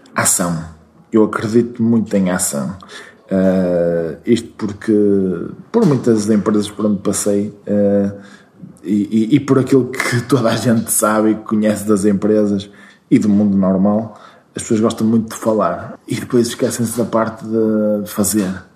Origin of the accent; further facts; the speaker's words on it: Braga, Norte, Portugal; also born or lived in Porto; eu nasci em Braga, nasci no centro, mesmo no hospital que agora é um hotel, um, ehm, e uh, vivi sempre em Braga até à universidade